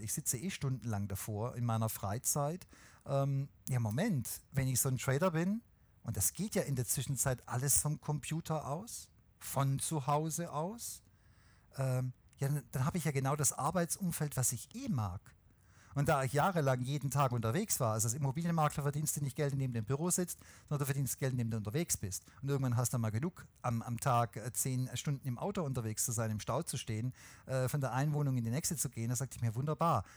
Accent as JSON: {"language": "German", "region": "Swabia", "country": "Germany", "said": "außerdem bin ich Schwabe"}